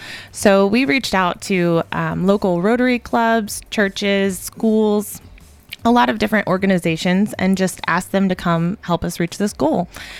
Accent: Murfreesboro, Tennessee, United States; I grew up in Murfreesboro. So we went to school at MTSU. We moved away for a little bit, decided this was the community we wanted to raise our kids in. And we moved back.

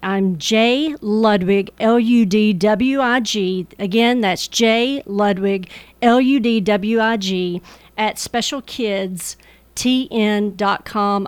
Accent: Murfreesboro, Tennessee, United States; I was born and raised in the Murfreesboro community, right off of Main Street on Second Avenue

